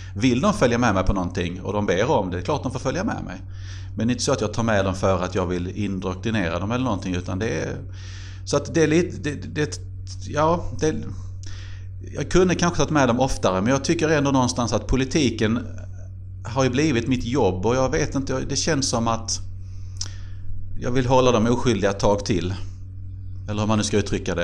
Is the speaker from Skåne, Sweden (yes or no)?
yes; Helsingborg, Skåne, Sweden; moved away as an adult; also born or lived in Glumslöv; now in Karlskrona, Sweden; det är väl ändå Helsingborg som alltid har varit min hemstad